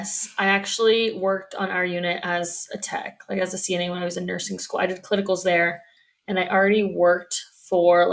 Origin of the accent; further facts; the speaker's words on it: Anaheim, California, United States; now in Phoenix, United States; I'm from Anaheim, California